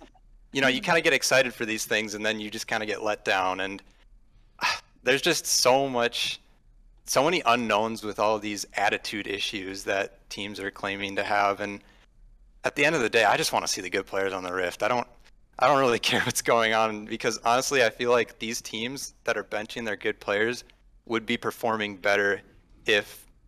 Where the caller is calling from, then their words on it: St. Cloud, Minnesota, United States; I am calling from St. Cloud, Minnesota.